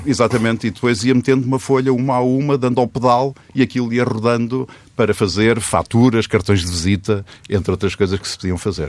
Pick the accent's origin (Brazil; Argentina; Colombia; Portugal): Portugal; Penamacor, Centro; moved away; Na minha terra natal, em Pernambucor